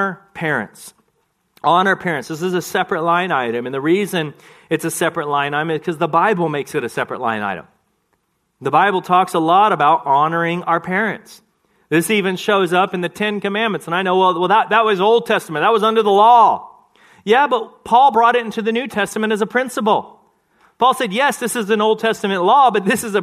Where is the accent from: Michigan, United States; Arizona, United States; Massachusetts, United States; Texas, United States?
Texas, United States; I grew up in Texas